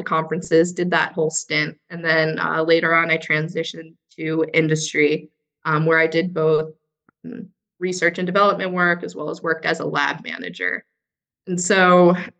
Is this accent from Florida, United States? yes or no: yes; Florida, United States; So also a fellow Floridian as well. So I grew up in Fairmont